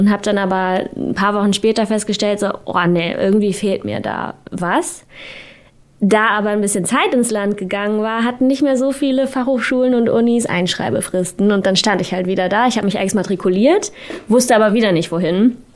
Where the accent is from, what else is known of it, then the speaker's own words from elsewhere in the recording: Hamburg, Germany; Also ich komme aus Hamburg, da lag dann Logistik irgendwie nahe